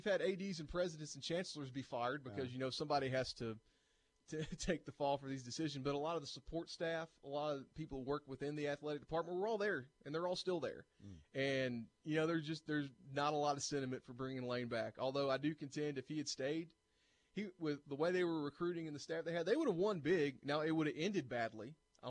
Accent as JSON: {"language": "English", "town": "Bristol", "region": "Tennessee", "country": "United States", "tie": "born or raised there", "moved": "yes", "said": "That's right, born and raised. I'm originally from Bristol, Tennessee."}